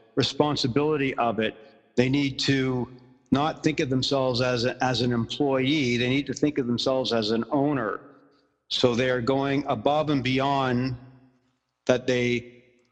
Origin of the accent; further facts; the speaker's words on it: Ottawa, Ontario, Canada; also born or lived in Montreal; when I was really young, we moved from Montreal to Ottawa